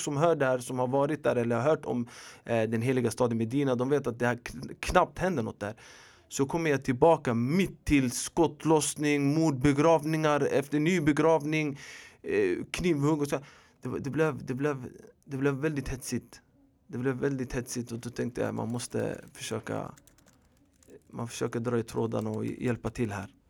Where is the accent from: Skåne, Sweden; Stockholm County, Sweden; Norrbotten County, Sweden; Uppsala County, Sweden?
Stockholm County, Sweden; Stockholm; also born or lived in Rinkeby / Tensta / Hjulsta; jag är född och uppvuxen i förorten i Husby mestadels. Även i Rinkeby, Tensta och Hjulsta.